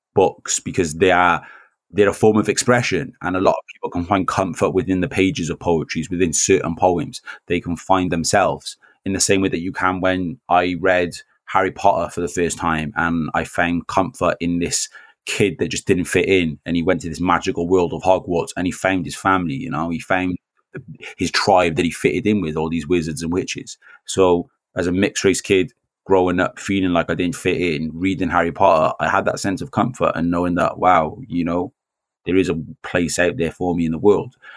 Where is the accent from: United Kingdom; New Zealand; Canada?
United Kingdom; Newport, Wales; I'm half Welsh, I'm half Jamaican, but I, I grew up here. I've lived Newport all my life.